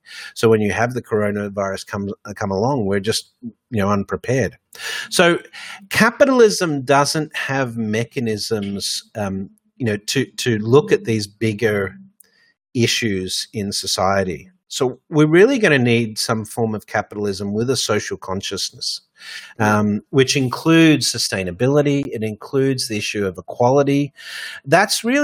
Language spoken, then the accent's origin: English; Australia; also born or lived in Hong Kong / Dubai; now in New York, United States; I'm originally from Australia.